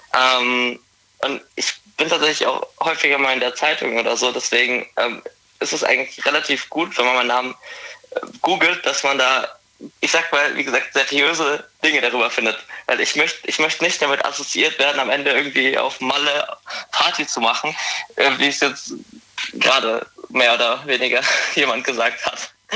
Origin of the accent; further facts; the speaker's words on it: Forchheim, Bavaria, Germany; komme aus Forchheim, das ist in Oberfranken.